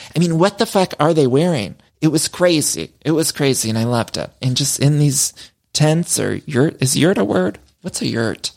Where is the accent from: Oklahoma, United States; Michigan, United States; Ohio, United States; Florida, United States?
Ohio, United States; also born or lived in Chicago; now in Los Angeles, United States; I'm from Ohio